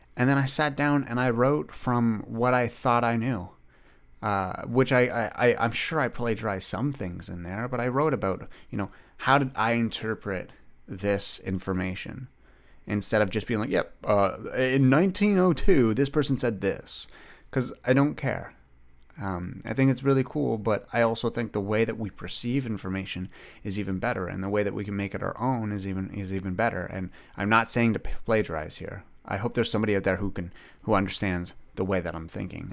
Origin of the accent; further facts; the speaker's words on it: Ottawa, Ontario, Canada; I grew up, like, a little bit outside of Ottawa. I, I grew up in Greeley